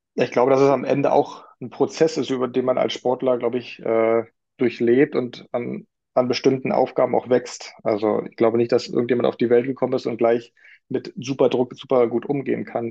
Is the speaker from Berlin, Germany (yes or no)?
yes; Berlin, Germany; gebürtig äh, war schon richtig, dass ich in Berlin geboren wurde